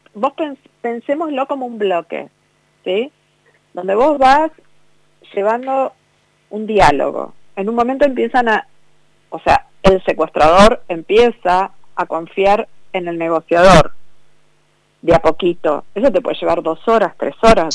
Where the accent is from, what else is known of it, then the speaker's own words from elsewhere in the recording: Vicente López, Buenos Aires Province, Argentina; Yo toda mi vida viví en Vicente López, toda mi vida. Nací en Vicente López